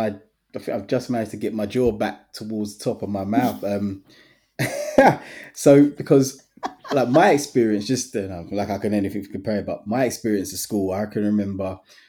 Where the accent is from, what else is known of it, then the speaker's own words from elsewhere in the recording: England, United Kingdom; Caribbean heritage. Sometimes you can feel a bit isolated. So sometimes I feel as though, okay, I'm too English to go back to Jamaica, but I'm too Jamaican to be classed as English.